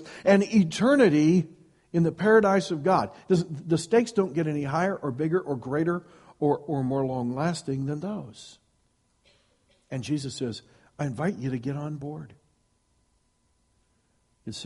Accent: Iowa, United States; I grew up in Iowa, and one of the blessings of growing up in Iowa is you get lots of snow

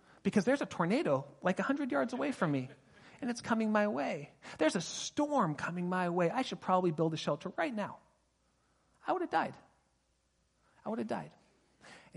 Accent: Pasadena, California, United States; now in Sonoma County, United States; I grew up in Pasadena and now I live in Sonoma County

